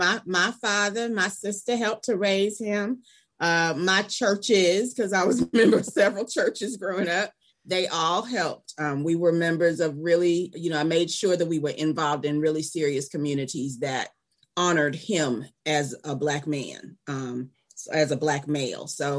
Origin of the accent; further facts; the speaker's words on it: Atlanta, Georgia, United States; also born or lived in Memphis, Tennessee / Charleston, South Carolina; I am from Atlanta, Georgia. I was born, okay, triple threat Southern. I was born in Memphis, Tennessee. I was raised in Atlanta, Georgia. And I raised my son in Charleston, South Carolina.